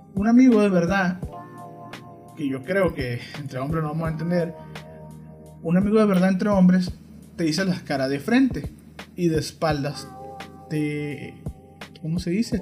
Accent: Mexico; así somos los mexicanos

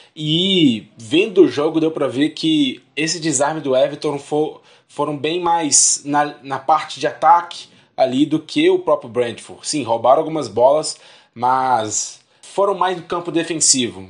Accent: Belo Horizonte, Minas Gerais, Brazil; somos de BH

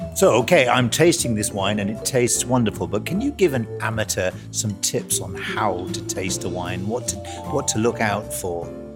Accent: South Wales, United Kingdom; also born or lived in England; now in Mendoza, Argentina; originally I'm from South Wales, but I moved to England and lived there for many years

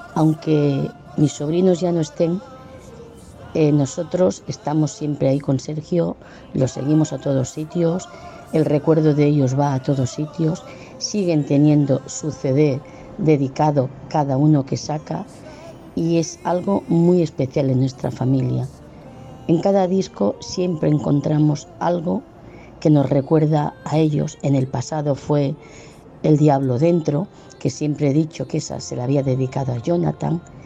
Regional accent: Sabadell, Catalonia, Spain; Soy de Sabadell

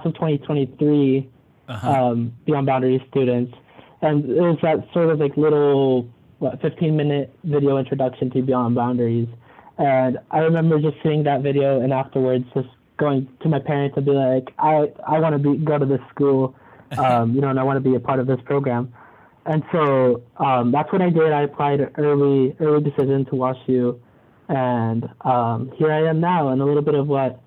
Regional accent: Mesa, Arizona, United States; moved away as an adult; now in St. Louis, United States; I'm from Mesa, Arizona. Back home, I went to Mesa High School

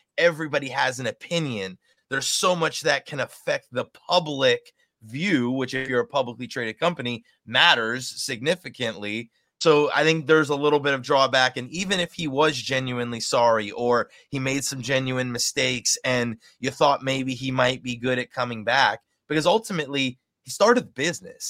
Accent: Cooper City, Florida, United States; growing up in Cooper City

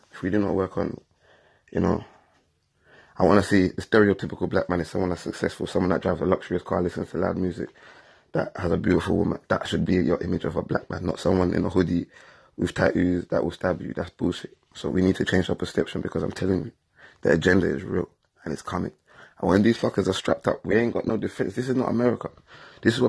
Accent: England, United Kingdom; I grew up in England my whole life. I was born here.

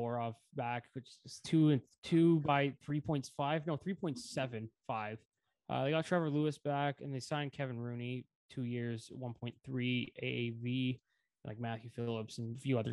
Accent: Canada; when I grew up in Canada

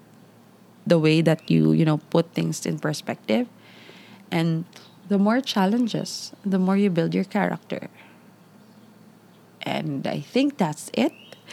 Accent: Davao City, Davao Region, Philippines; I'm from Ma'a.

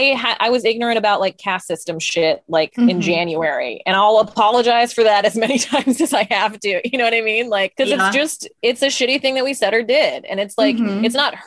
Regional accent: Utah, United States; And we grew up in Utah, and we grew up in an immigrant Indian family

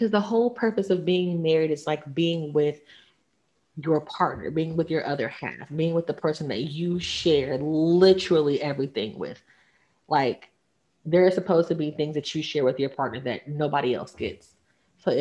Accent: the South, United States; I'm from the South. I was raised that you have one husband, one wife

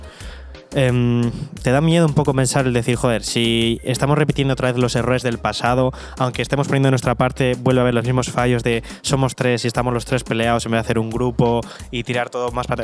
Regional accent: Bilbao, Basque Country, Spain; yo que soy de Bilbao

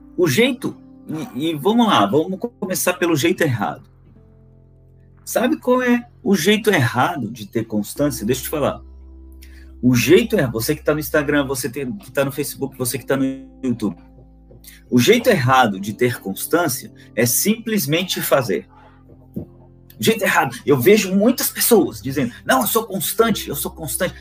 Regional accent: Florianópolis, Santa Catarina, Brazil; sou natural de Florianópolis

